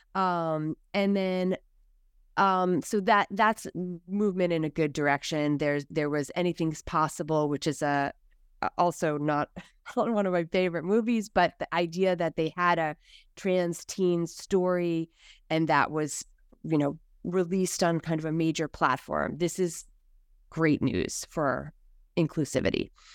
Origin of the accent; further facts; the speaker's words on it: United States; us as American s